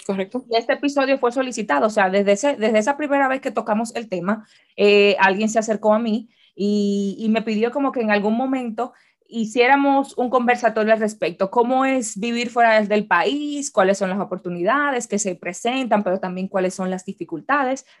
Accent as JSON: {"language": "Spanish", "country": "Dominican Republic", "moved": "as an adult", "said": "yo salí de mi casa en República Dominicana a vivir ya aquí"}